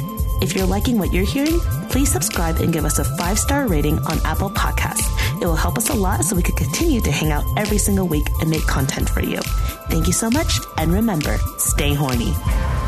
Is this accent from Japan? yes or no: no; Netherlands; I come from the Netherlands.